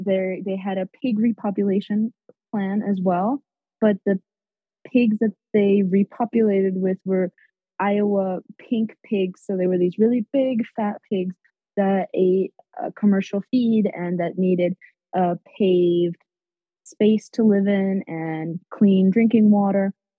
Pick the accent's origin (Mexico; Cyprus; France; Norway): Mexico; moved away; also born or lived in Nicaragua / United States; I was born in Nicaragua, but I grew up in Mexico.